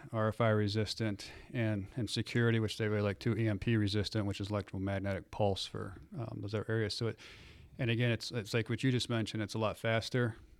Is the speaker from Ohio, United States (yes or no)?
yes; Cleveland, Ohio, United States; I am not from South Texas. I'm from Cleveland, Ohio.